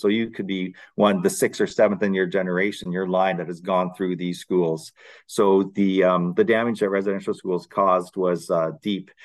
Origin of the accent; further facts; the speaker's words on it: London, Ontario, Canada; I grew up in London, Ontario.